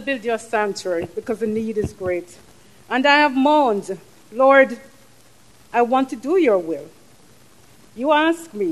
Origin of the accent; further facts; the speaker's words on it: Jamaica; moved away as an adult; now in United States; I come from Jamaica. Every trip back is beautiful.